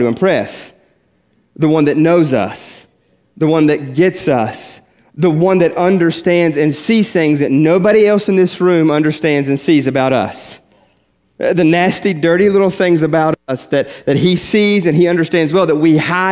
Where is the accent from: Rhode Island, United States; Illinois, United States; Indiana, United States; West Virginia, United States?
West Virginia, United States; I grew up in West Virginia, small little country church